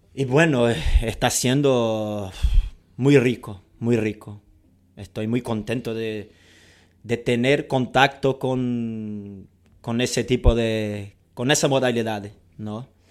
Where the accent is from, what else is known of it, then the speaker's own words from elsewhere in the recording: Rio de Janeiro, Brazil; first language Portuguese; Spanish is a second language; un carioca brasileño. Yo digo que soy, antes de ser brasileño, yo, soy carioca